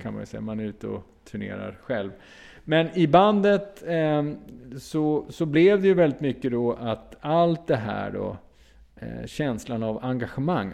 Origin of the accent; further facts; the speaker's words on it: Uppsala, Uppsala County, Sweden; jag kom från Uppsala